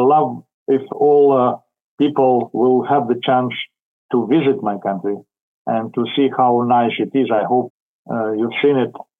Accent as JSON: {"language": "English", "town": "Kamianske", "region": "Dnipropetrovsk Oblast", "country": "Ukraine", "tie": "born or raised there", "also_born_or_lived": "Ivano-Frankivsk, Ukraine", "moved": "yes", "lives_now": "Kyiv, Ukraine", "said": "I was born in Ukraine, in the middle of the country. I grew up in that place, now it is called Kamianske"}